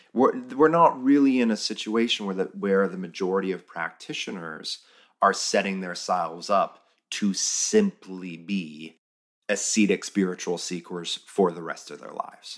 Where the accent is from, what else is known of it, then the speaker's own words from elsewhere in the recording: United States; as an American